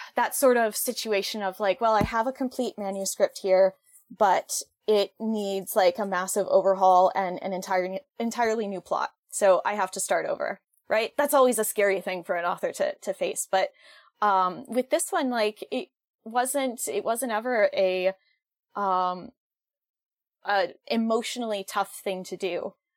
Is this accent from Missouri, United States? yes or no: no; Western Massachusetts, United States; I am from Western Massachusetts.